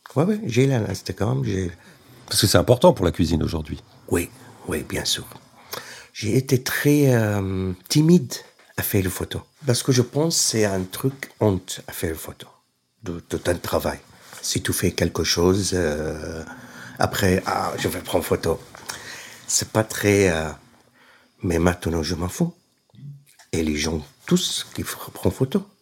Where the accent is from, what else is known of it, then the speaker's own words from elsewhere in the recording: Aleppo, Aleppo Governorate, Syria; French is a second language; moved away as an adult; also born or lived in Burgundy, France; now in Lyon, France; je suis, je viens de Syrie